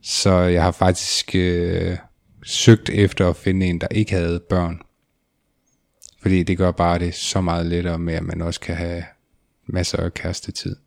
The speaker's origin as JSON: {"language": "Danish", "area": "between Varde and Grænsted", "region": "Southern Denmark", "country": "Denmark", "said": "der hvor jeg kommer fra, så er der jo skov og marker og en pizzeria."}